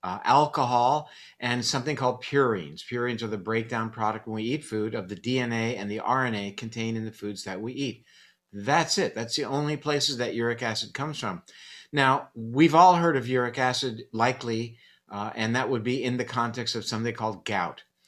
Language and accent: English; Coral Gables, Florida, United States; I grew up in Coral Gables, which was back then the home of the National Hurricane Center